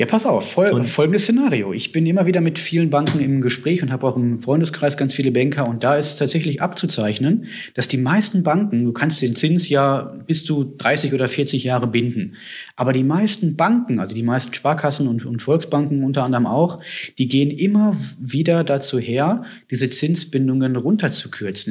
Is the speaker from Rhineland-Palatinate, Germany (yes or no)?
no; Herdecke, Witten, Dortmund area, North Rhine-Westphalia, Germany; wo ich herkomme, Herdecke, Witten, Dortmund, die Ecke